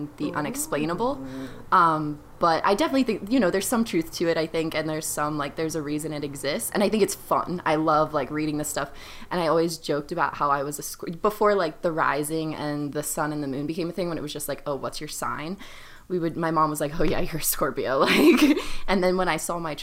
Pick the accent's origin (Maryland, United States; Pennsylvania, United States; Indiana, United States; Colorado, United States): Pennsylvania, United States; Mechanicsburg; moved away as an adult; also born or lived in Carlisle, Pennsylvania / Bloomsburg, Pennsylvania / San Diego, California; I'm originally from Carlisle, Mechanicsburg, Pennsylvania. I grew up in both towns